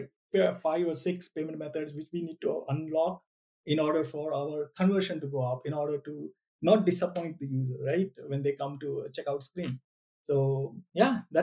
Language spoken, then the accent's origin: English; India; I'm an Indian